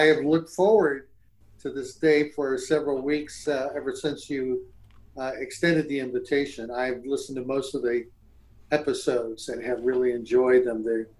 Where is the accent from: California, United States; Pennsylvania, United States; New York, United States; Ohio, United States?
Ohio, United States; Cleveland; I grew up in Cleveland, Ohio.